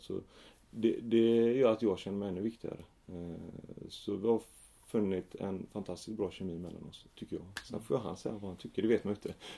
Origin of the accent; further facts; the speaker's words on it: Gothenburg, Västra Götaland, Sweden; jag växte upp i Fjällbrunn, ett litet villaområde i, Rannebergen